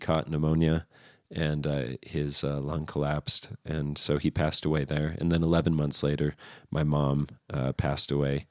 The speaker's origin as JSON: {"language": "English", "town": "Redlands", "region": "California", "country": "United States", "tie": "born or raised there", "also_born_or_lived": "Riverside, California", "said": "I lived in Redlands for about nine years"}